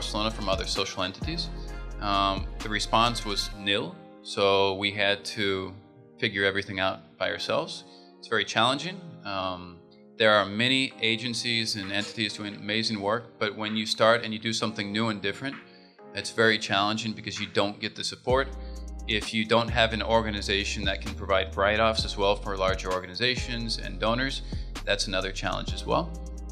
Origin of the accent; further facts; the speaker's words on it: United States; moved away as an adult; I'm from the United States. I've been here since 2003.